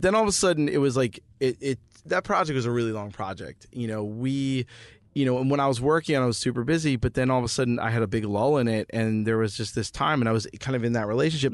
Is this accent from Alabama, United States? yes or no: no; New Jersey, United States; moved away; I'm from Jersey